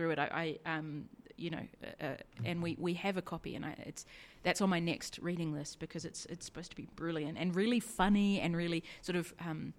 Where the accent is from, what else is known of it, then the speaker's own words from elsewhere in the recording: New Zealand; me being a New Zealander